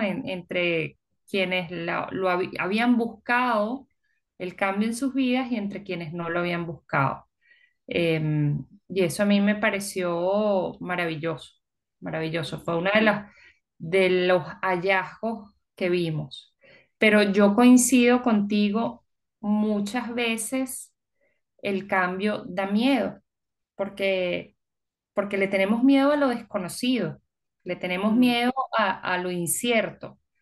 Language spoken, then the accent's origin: Spanish; Venezuela; moved away; also born or lived in United States / Peru / Puerto Rico; nosotros cuando salimos de Venezuela